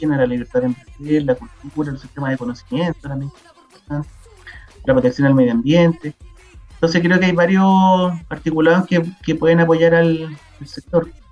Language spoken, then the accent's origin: Spanish; northern Chile, Chile; Nosotros pasamos a ser Chile hace, no, hace mucho, o después de la guerra pacífica